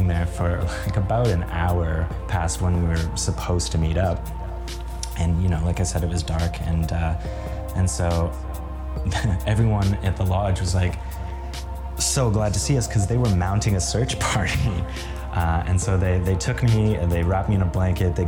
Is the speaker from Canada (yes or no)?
yes; Kenora, Ontario, Canada; we grew up in Kenora, Ontario, and it's very snowy